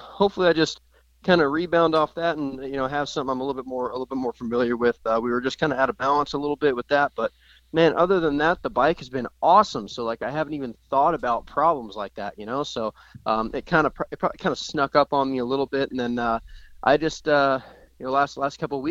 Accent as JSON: {"language": "English", "region": "Oregon", "country": "United States", "tie": "born or raised there", "said": "I'm from Oregon"}